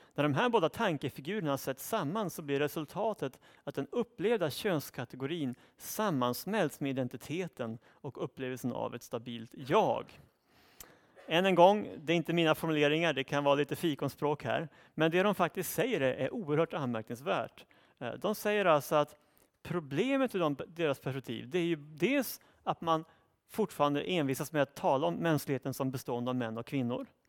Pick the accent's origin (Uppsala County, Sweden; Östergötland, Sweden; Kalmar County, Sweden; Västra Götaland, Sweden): Uppsala County, Sweden; Uppsala; i min hemstad Uppsala